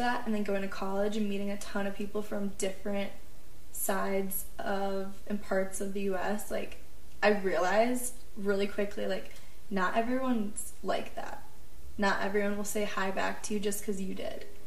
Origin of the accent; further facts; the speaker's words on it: Midwest, United States; moved away as an adult; now in Colorado, United States; I grew up in the Midwest and I am a Midwesterner